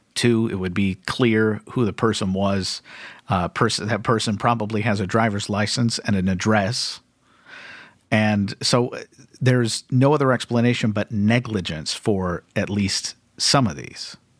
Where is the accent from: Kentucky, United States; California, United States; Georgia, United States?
Kentucky, United States; my home state of Kentucky